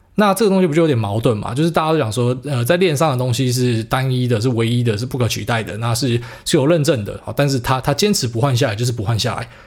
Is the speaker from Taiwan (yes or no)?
yes; Taiwan; 我们台湾人